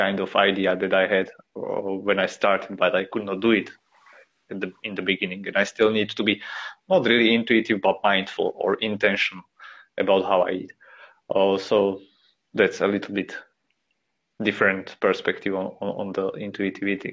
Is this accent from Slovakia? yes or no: yes; Slovakia; I'm from Slovakia